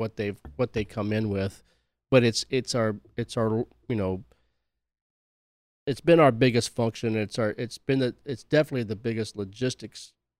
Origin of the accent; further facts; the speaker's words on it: Pascagoula, Mississippi, United States; moved away as an adult; I spent 25 years in the military. I was born and raised in Pascagoula, spent 25 years in the military and came back. And I work at Ingalls